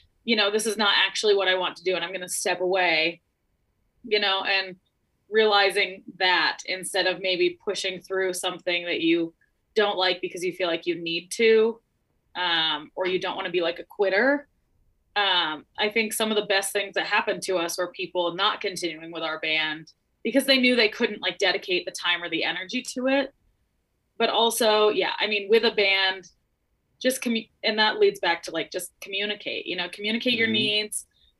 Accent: Montana, United States; I grew up in Montana

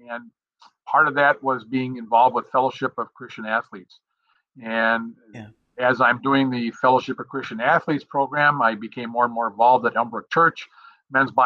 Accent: Milwaukee, Wisconsin, United States; Born and raised in Milwaukee.

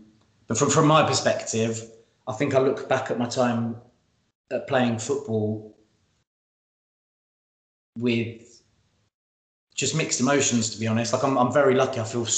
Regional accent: Bedfordshire, East of England, United Kingdom; we grew up in Bedfordshire and close to Barry Fry's house

